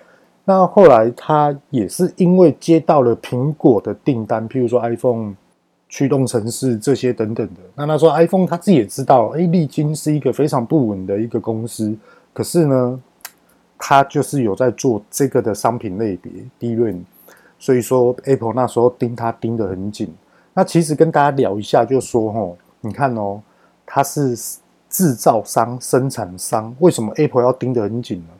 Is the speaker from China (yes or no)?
no; Taiwan; 那我们台湾人去跟美国告这种大型公司根本告不动